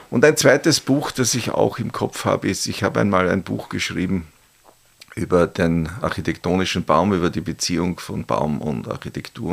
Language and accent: German; St. Pölten, Lower Austria, Austria; in meiner Heimatstadt oder Geburtsstadt äh, St. Pölten